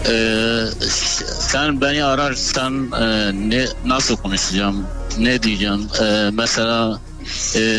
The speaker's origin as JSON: {"language": "Turkish", "town": "Izmir", "region": "İzmir", "country": "Turkey", "said": "Ben İzmir'den."}